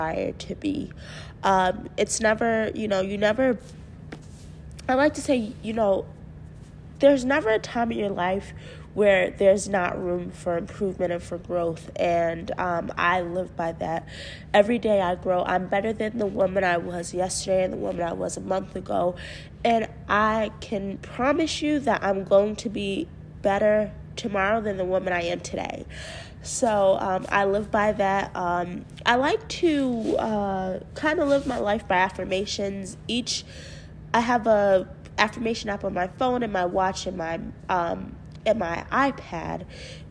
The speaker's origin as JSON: {"language": "English", "town": "Mount Vernon", "region": "New York", "country": "United States", "tie": "born or raised there", "said": "I am from Westchester County. I actually grew up in Mount Vernon."}